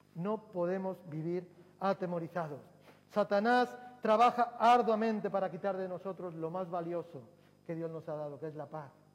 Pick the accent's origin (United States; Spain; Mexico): Spain; Durango, Basque Country; recuerdo que en mi pueblo, en Durango